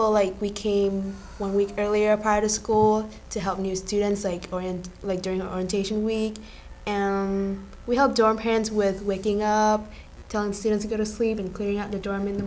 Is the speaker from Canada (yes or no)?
no; Vietnam; now in Florida, United States; I'm from Vietnam